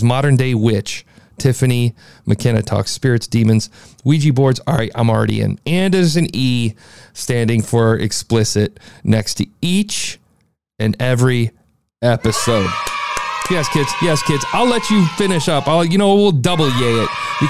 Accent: Midwest, United States; I'm from the Midwest

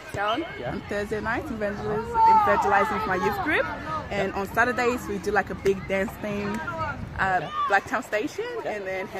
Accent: Togo; also born or lived in Ghana; I was born in Ghana, but I'm actually from Togo. Because my friends are from Togo, so I'm Togolese.

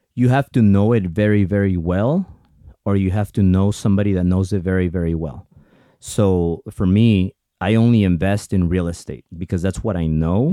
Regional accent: United States; first language Spanish; English is a second language; I'm a very proud Mexican, but I'm also a very proud American because without America, 'cause I was born here, but I'm, my parents are Mexican

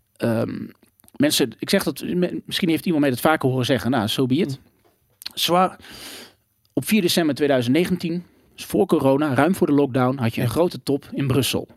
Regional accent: Gelderland, Netherlands; ik kom uit Gelderland, mhm. een net dorpje. Ging naar de basisschool

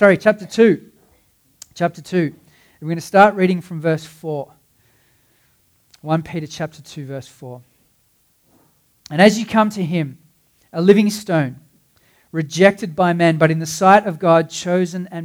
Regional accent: Cape Town, Western Cape, South Africa; I grew up in Cape Town

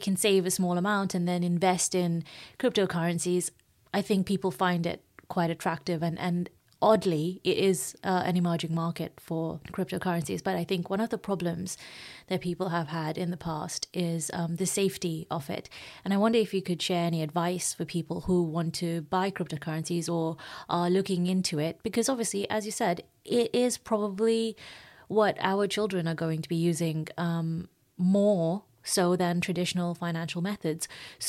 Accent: South Africa; I grew up in South Africa

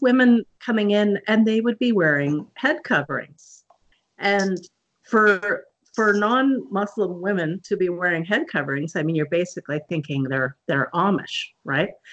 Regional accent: Okanagan Valley, British Columbia, Canada; I'm Canadian, and I grew up in the Okanagan Valley in British Columbia

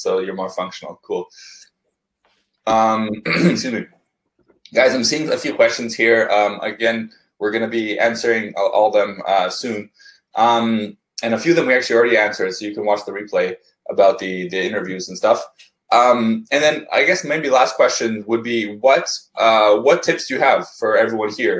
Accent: Canada; also born or lived in Vancouver; I'm Canadian

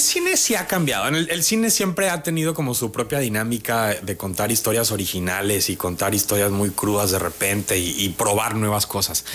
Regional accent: Tabasco, Mexico; moved away as an adult; now in Mexico City, Mexico; Yo a donde quiera que voy digo que soy tabasqueño.

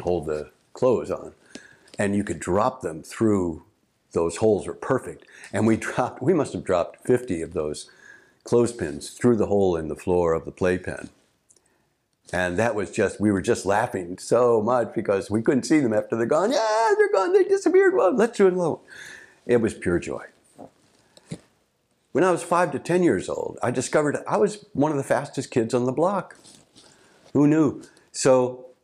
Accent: St. Louis, Missouri, United States; where I grew up in St. Louis.

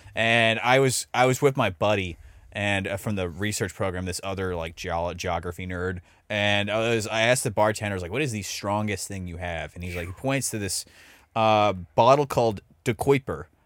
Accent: Dallas, Texas, United States; also born or lived in Iowa / Uvalde; I'm born and raised in Dallas

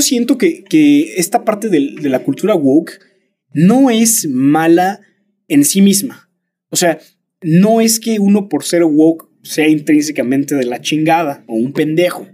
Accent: Mexico; sí soy mexicano

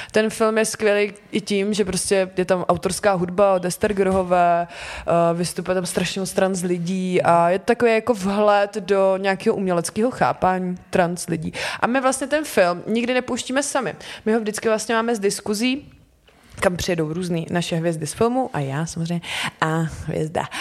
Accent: Slovácko, Czechia; protože jak jsem ze Slovácka, že vlastně folklor je hodně kvír

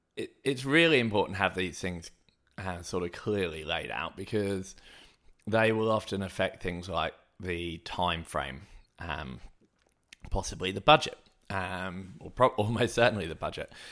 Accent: Hayling Island, South East England, United Kingdom; moved away; where I grew up on Hailing Island

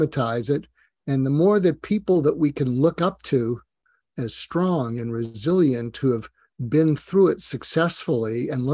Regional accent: Newton, Massachusetts, United States; moved away as an adult; I grew up just outside of Boston, Massachusetts, and in a suburb called Newton, Massachusetts

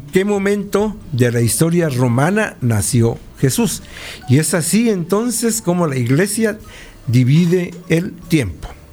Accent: Guatemala; como un guatemalteco, historiador

